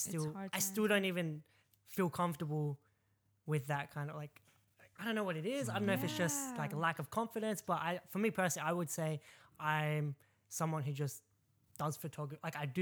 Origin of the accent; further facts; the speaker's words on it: Sydney, New South Wales, Australia; also born or lived in Eastern Suburbs, Sydney / Rooty Hill; Mount Druitt, Bidwill. Born and raised, I'd say, definitely.